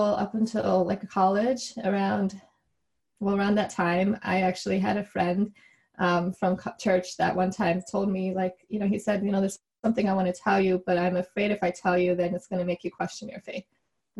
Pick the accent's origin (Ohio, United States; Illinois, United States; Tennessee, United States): Illinois, United States; Chicago; my parents immigrated from Taiwan and they came over, you know, for grad school. And then I grew up in Chicago